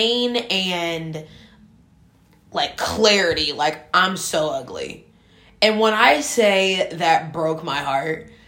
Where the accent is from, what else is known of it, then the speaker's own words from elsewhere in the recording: Shaker Heights, Ohio, United States; I grew up in Shaker Heights, Ohio.